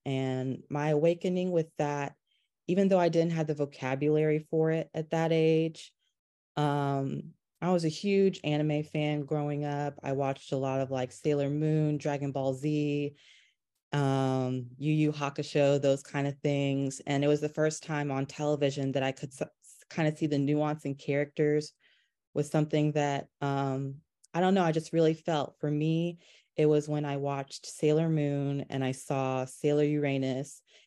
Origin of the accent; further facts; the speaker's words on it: North Carolina, United States; growing up in North Carolina